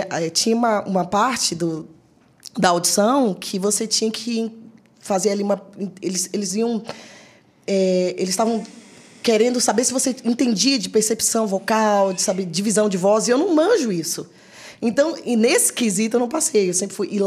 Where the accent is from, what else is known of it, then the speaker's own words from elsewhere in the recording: Salvador, Bahia, Brazil; moved away; sou de Salvador, Bahia.